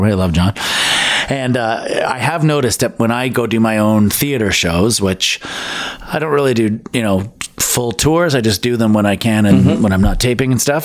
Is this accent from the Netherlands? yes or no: no; London, Ontario, Canada; also born or lived in Richmond Hill, Ontario / Thornhill, Ontario; till I was about eight, and then moved to London